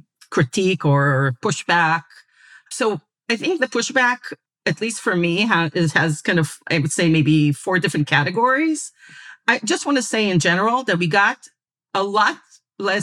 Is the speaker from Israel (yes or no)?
yes; Israel; I was raised in Israel and went to the secular public school system